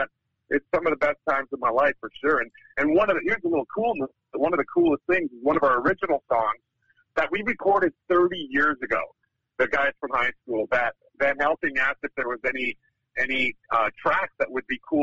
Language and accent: English; Winnipeg, Manitoba, Canada; now in Vancouver, Canada; Grew up in a place called Winnipeg, Manitoba